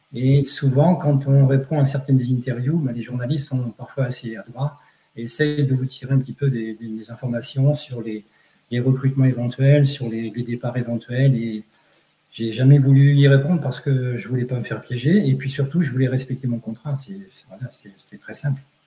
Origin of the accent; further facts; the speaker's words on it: near Rouen, Pays de Caux, Normandy, France; je suis né en France, à Côte-Bécancourt, dans le pays de Côte, à côté de, Rouen